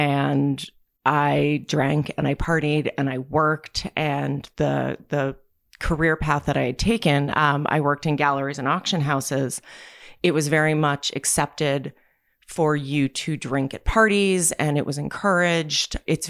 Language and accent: English; New Jersey, United States; So I am from New Jersey. I was born and raised in New Jersey. I've lived multiple places in my life, but I always tend to wind up back in New Jersey.